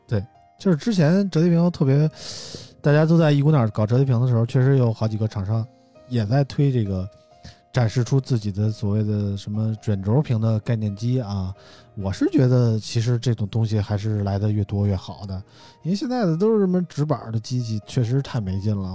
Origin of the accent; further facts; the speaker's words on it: China; 我们身为中国人还挺骄傲的啊！